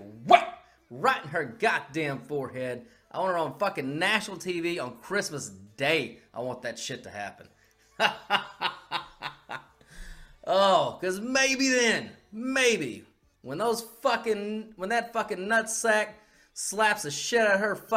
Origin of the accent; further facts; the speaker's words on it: United States; as an American